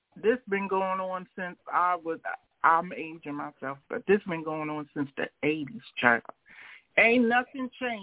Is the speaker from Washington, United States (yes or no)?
no; Detroit, Michigan, United States; growing up in Detroit